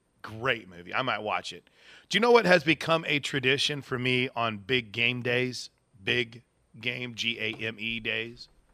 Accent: Wood River, United States; moved away as an adult; now in Oklahoma, United States; my hometown

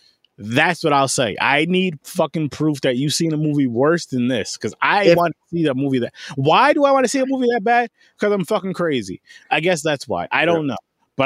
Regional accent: New York, United States; And we're from New York. Us three here are from New York

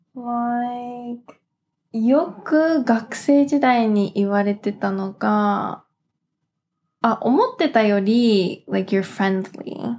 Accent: Los Angeles, California, United States; moved away as an adult; now in Tokyo, Japan; ロス生まれ、ロス育ちのハーフアメリカ人

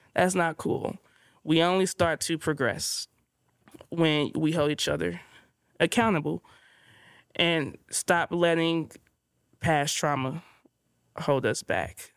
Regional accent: Inglewood, California, United States; growing up in Inglewood

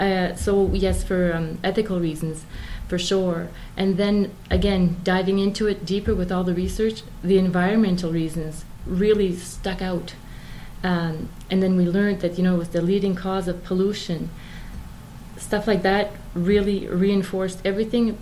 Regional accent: Moncton, New Brunswick, Canada; also born or lived in Campbellton; I was born in Campbellton, and we moved to Moncton when I was about six years old

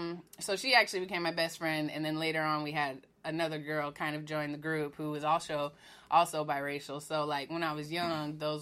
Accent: Spokane, Washington, United States; Yes, I'm originally from Washington State. {S1} What part of Washington are you from? {S4} It's Spokane, Washington. It's Eastern Washington.

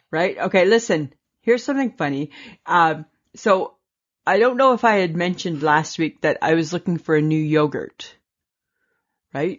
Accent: Canada; we're Canadian

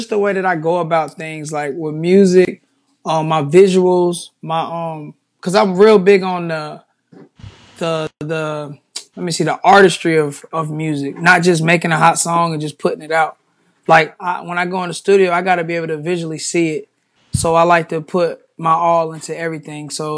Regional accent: Charlotte, North Carolina, United States; I'm from Charlotte, North Carolina.

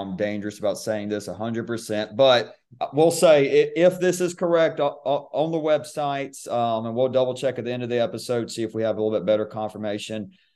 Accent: Albany, Georgia, United States; my hometown, Albany

